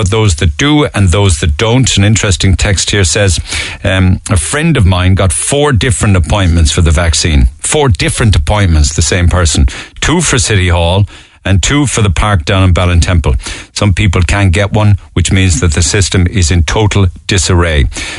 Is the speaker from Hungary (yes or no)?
yes; Hungary; now in Ireland; I'm from Hungary originally, in Ireland 17 years.